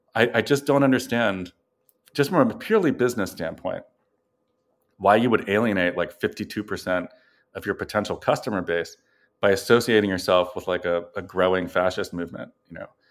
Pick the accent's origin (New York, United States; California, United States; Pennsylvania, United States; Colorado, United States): Pennsylvania, United States; Philadelphia; I'm from Philadelphia